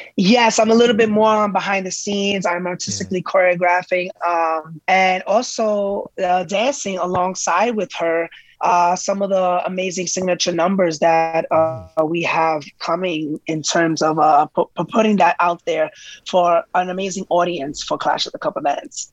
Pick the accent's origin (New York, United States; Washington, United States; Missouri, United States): New York, United States; New York City; I am Puerto Rican from the Bronx